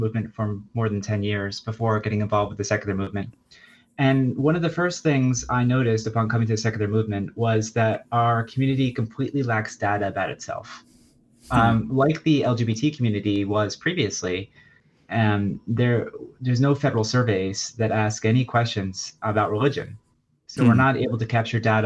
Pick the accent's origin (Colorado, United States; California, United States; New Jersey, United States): New Jersey, United States; I grew up in New Jersey